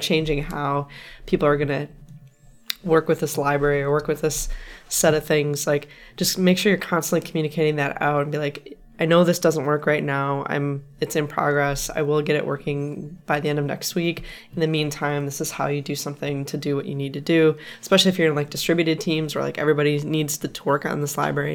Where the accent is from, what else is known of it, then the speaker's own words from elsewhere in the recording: Wisconsin, United States; now in California, United States; my home state, Wisconsin.